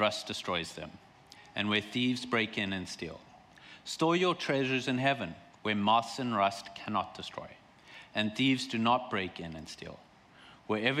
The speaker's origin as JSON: {"language": "English", "country": "South Africa", "tie": "born or raised there", "moved": "as an adult", "lives_now": "Vancouver, Canada", "said": "I'm from South Africa"}